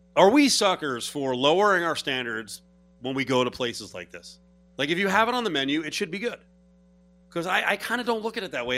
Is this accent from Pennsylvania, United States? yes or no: no; New Jersey, United States; I'm from New Jersey